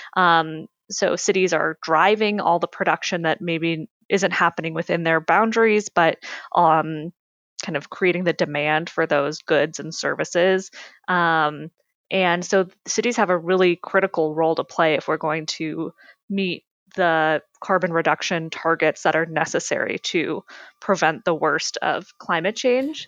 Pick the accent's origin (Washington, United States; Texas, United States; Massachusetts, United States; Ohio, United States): Massachusetts, United States; Harvard; I grew up in Massachusetts in a small town called Harvard, um, which is about um, an hour outside of Boston.